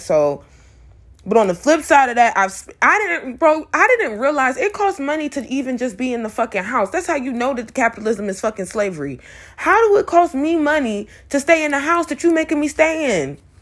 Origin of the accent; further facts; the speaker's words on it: Atlanta, Georgia, United States; I'm from Atlanta